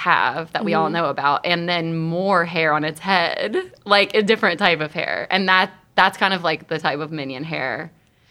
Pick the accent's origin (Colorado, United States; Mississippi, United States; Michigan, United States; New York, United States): Mississippi, United States; I'm from Mississippi